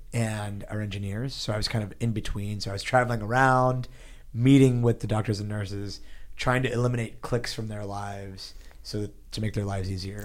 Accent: Pittsburgh, Pennsylvania, United States; now in San Francisco, United States; I grew up in Pittsburgh, Pennsylvania. I actually, like, as, as a kid, we moved around a little bit, but mostly in Pittsburgh, Pennsylvania

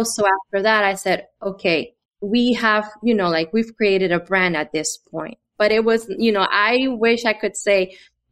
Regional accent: Honduras; moved away; I'm from Honduras

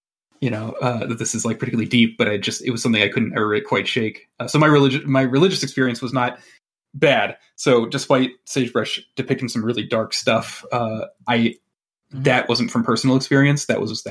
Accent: Michigan, United States; I grew up where, you know, University of Michigan, good. Michigan State, bad

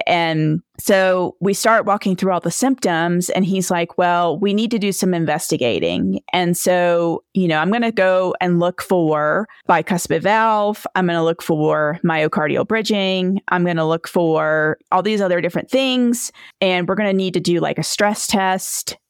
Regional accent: Edenton, North Carolina, United States; now in Victor, Idaho, United States; I am originally from Edenton, North Carolina. It's near the Outer Banks of North Carolina

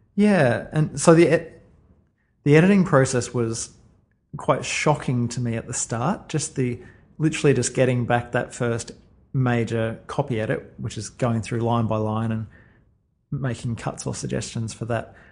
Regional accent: Sunshine Coast, Queensland, Australia; when I was growing up on the Sunshine Coast

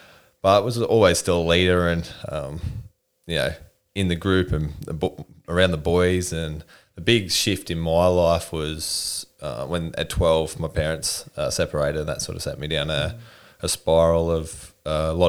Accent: Newcastle, New South Wales, Australia; Newcastle, born and raised

